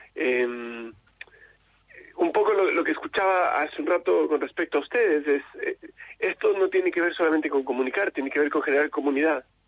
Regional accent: Chile

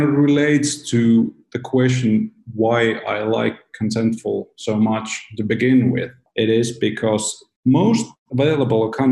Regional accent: Finland; I'm from Finland

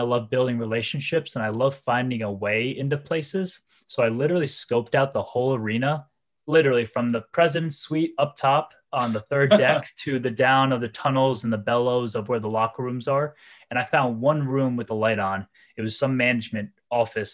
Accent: New Jersey, United States; moved away as an adult; also born or lived in Rhode Island; it's only 3 to 4 hours away from my hometown in New Jersey

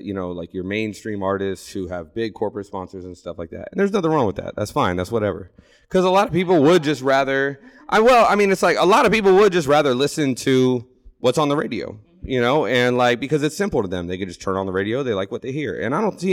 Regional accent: Lancaster, Ohio, United States; I came from a small town. I'm from Lancaster.

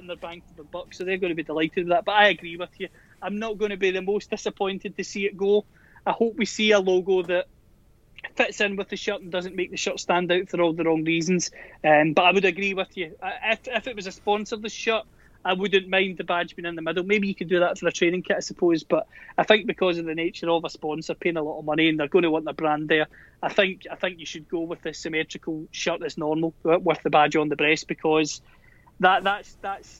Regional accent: Scotland, United Kingdom; I'm a Scot

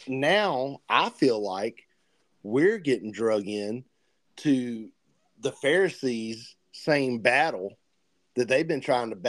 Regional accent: United States; as an American Christian

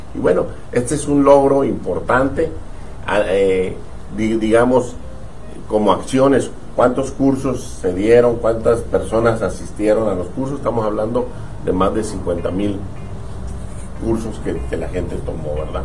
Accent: Tijuana, Baja California, Mexico; Yo soy de Tijuana

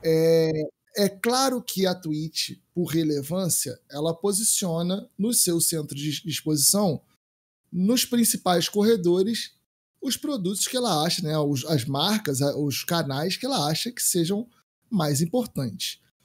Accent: Brazil; nós como brasileiro

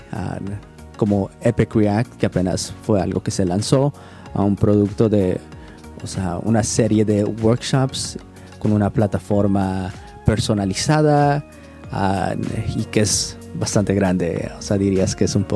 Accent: Mexico; also born or lived in United States; now in Portland, United States; soy mexicano. Ah, he crecido entre México y Estados Unidos. Ahorita me encuentro viviendo en Portland, Oregon

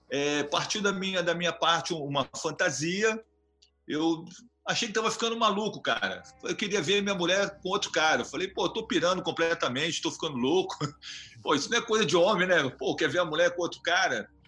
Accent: Rio de Janeiro, Brazil; É, nós somos aqui do Rio de Janeiro, né?

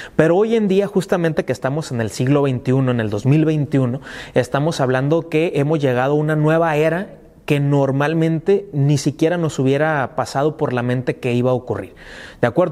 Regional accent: Mexico; forma de ser como mexicanos

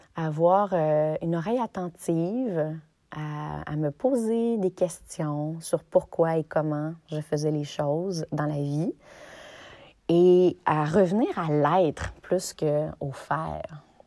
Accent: Notre-Dame-des-Bois, Quebec, Canada; mon histoire commence à Notre-Dame-des-Bois, un petit village des cantons de l'Est. Notre-Dame-des-Bois, c'est là où j'ai grandi de 0 à 12 ans.

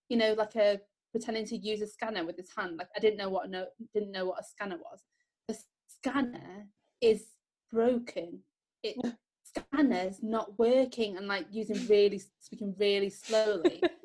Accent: United Kingdom; born or raised there

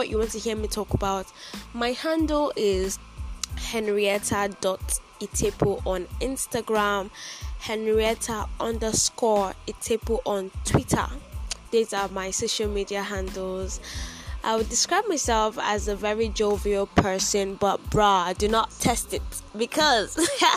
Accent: Edo, Nigeria; I am Nigerian. I am from Edo State.

